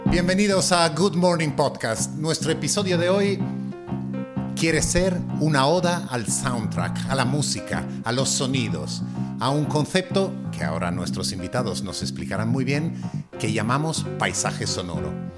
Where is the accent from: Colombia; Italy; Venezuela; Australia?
Italy; accent: Italian; Spanish is a second language; now in Madrid, Spain; madrileño desde hace 30 años, pero aún con acento italiano.